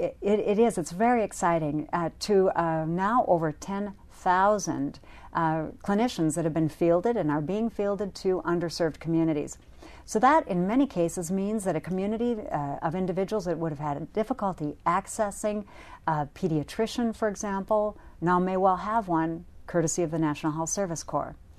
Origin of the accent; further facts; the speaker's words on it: North Dakota, United States; my home state, North Dakota